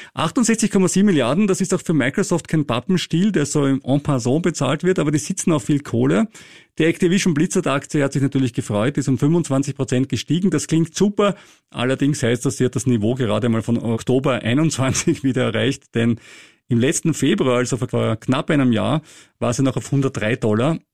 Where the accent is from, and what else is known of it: Austria